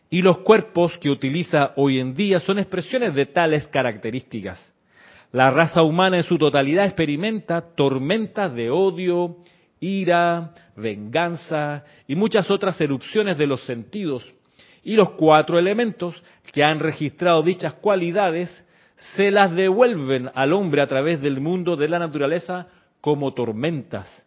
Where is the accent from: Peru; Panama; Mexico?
Panama; also born or lived in Chile; no, soy panameño, sí soy panameño, pero también soy chileno, viví muchos años en Chile.